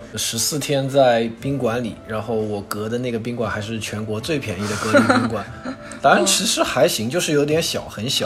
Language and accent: Chinese; Wuxi, Jiangsu, China; moved away as an adult; also born or lived in Canada; 虽然我是无锡人